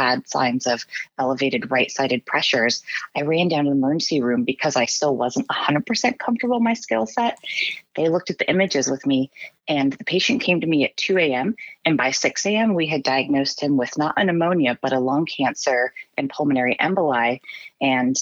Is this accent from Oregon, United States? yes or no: yes; Oregon, United States; also born or lived in Massachusetts; I'm from Oregon